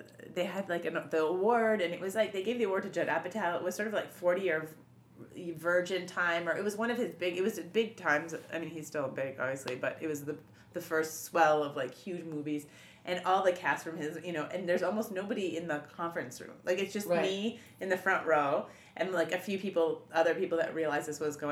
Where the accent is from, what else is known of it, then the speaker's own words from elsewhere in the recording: Montreal, Quebec, Canada; We're from Montreal.